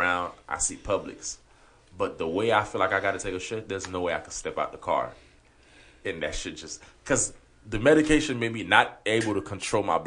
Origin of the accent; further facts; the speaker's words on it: Haiti; first language Haitian Creole; English is a second language; moved away; I was born in Haiti.